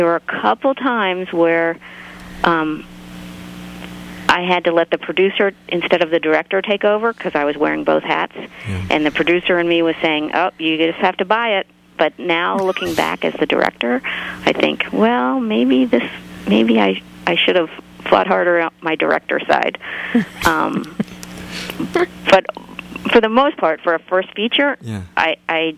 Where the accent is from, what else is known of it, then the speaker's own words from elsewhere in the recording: East Coast, United States; I'm from the East Coast